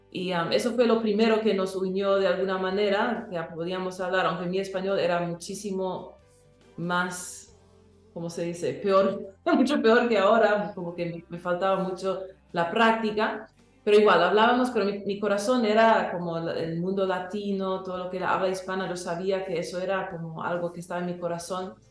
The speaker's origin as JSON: {"language": "Spanish", "country": "Paraguay", "tie": "born or raised there", "first_language": "English", "second_language": "Spanish", "said": "nací en Paraguay, pero nací hablando inglés en casa y alemán en la comunidad donde yo crecía, en la escuela, todo eso. Así que el español lo añadí después de esos lenguajes"}